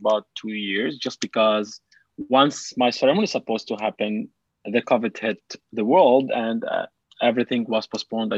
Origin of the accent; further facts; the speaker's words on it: Lebanon; also born or lived in Dubai; now in Canada; I'm a Palestinian refugee in Lebanon